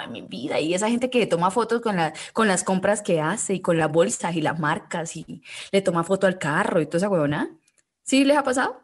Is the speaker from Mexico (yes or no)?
no; Cúcuta, Norte de Santander, Colombia; moved away; yo vengo de Cúcuta